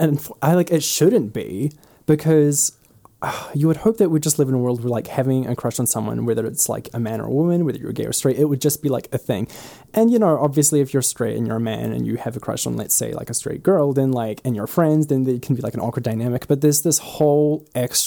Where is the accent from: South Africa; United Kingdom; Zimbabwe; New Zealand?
New Zealand; moved away as an adult; now in United States; I am from New Zealand